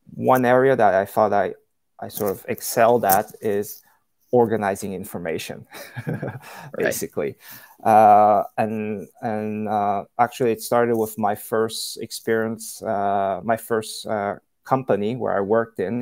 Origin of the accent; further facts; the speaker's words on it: Canada; moved away as an adult; also born or lived in China; I'm originally from from Canada. Um, that's where I grew up